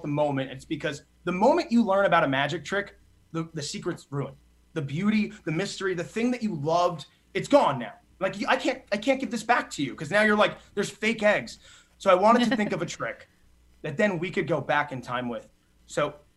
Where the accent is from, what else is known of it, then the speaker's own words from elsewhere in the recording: New Jersey, United States; I grew up in New Jersey.